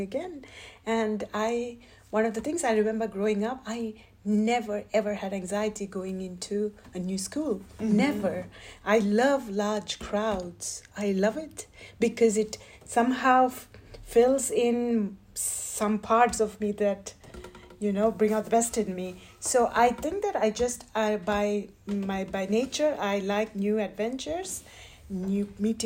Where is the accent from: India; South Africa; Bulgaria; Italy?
India; moved away as an adult; also born or lived in United States; now in Switzerland; I am an Indian American. So I spent my growing years in India, and then I moved to the States